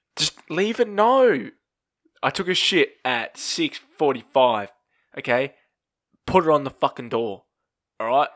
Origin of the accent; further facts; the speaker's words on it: Australia; we don't drink Fosters.